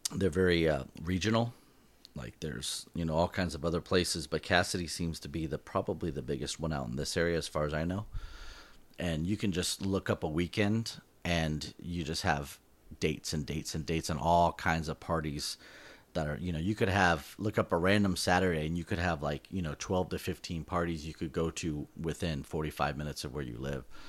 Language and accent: English; Southern California, United States; we're from SoCal